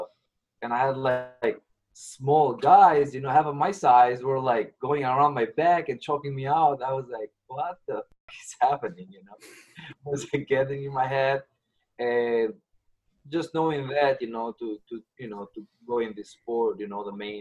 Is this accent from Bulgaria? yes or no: no; Albania; moved away as an adult; I'm from Albania. I immigrated here like almost 10 years ago.